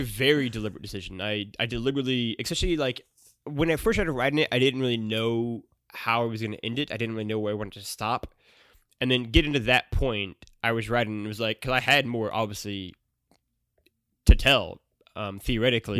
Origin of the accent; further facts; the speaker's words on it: Missouri, United States; I grew up in Missouri